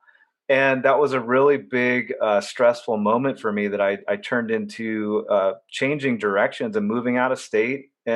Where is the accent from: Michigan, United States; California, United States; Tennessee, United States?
California, United States; Orange County; moved away as an adult; also born or lived in Los Angeles / Boston; I grew up very sheltered in Orange County, California